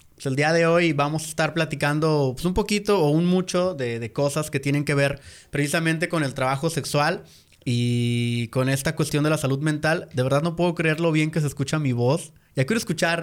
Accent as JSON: {"language": "Spanish", "country": "Mexico", "said": "nosotros como mexicanos"}